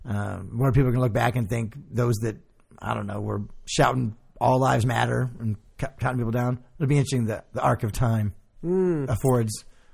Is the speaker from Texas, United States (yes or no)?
no; Illinois, United States; I grew up in Illinois.